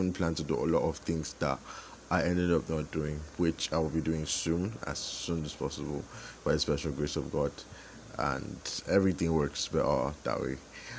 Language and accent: English; Nigeria; also born or lived in Calabar / Abuja; as a Nigerian